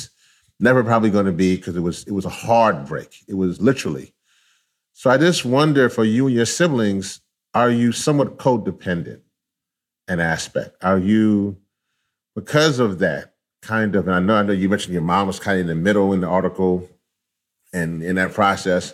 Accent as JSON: {"language": "English", "region": "Louisiana", "country": "United States", "tie": "born or raised there", "said": "I was born in Louisiana. But both my parents are actually from Trinidad."}